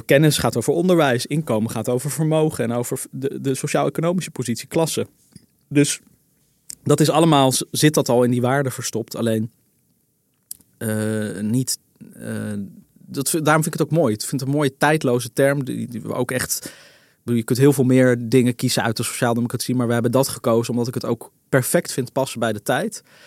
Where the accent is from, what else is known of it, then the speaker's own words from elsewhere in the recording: Netherlands; ik ben een Hollander